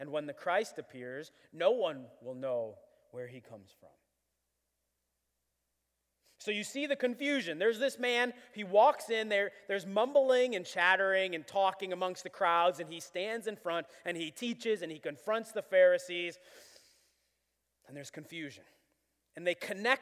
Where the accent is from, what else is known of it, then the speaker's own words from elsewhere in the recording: Buffalo, New York, United States; I was born in Buffalo